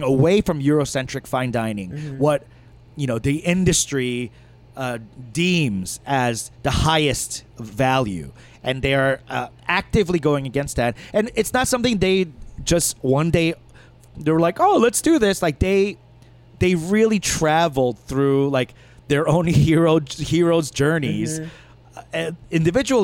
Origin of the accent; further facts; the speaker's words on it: New York, United States; I grew up in New York